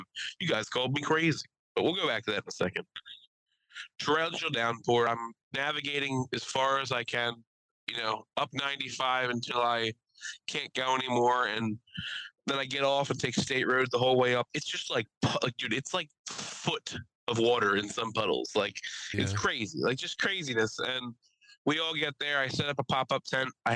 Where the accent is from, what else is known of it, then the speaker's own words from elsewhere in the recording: New Jersey, United States; now in Pennsylvania, United States; I'm from New Jersey. I moved over to PA